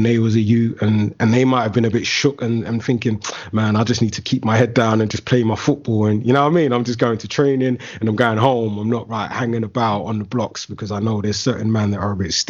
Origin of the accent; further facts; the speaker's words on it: London, United Kingdom; you're a young man growing up in London, in certain areas of London specifically, you kind of have to have your wits about you, man.